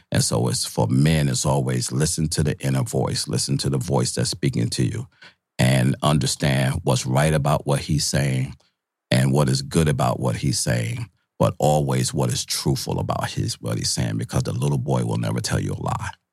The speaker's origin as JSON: {"language": "English", "town": "New York City", "region": "New York", "country": "United States", "also_born_or_lived": "Syracuse, New York", "said": "I'm from Brooklyn."}